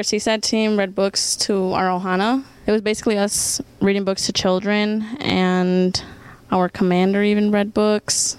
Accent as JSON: {"language": "English", "region": "California", "country": "United States", "said": "I'm from California"}